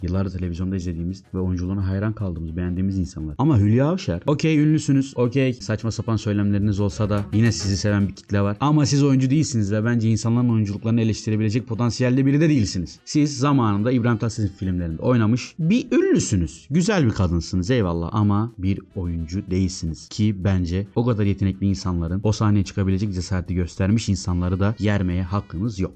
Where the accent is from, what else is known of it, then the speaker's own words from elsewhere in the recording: İskenderun, Hatay, Turkey; moved away as an adult; memleketime döndüm